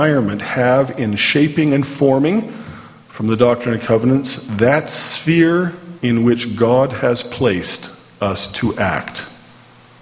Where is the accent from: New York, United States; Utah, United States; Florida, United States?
Utah, United States; Orem; I grew up here in Orem